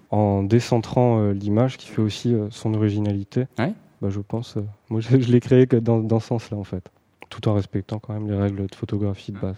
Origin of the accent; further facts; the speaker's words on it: Pas-de-Calais, Hauts-de-France, France; moved away as an adult; now in Paris region, France; je suis pas de la région en fait. Je viens, du Pas-de-Calais.